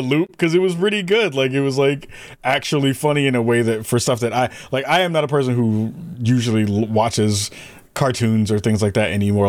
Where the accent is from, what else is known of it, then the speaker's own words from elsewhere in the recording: New York, United States; when I was growing up in New York